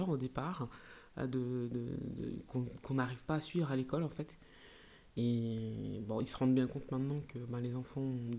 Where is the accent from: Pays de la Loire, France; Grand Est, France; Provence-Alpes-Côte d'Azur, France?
Grand Est, France; born there; Alors, ça ne s'entend pas, mais je suis née en Alsace.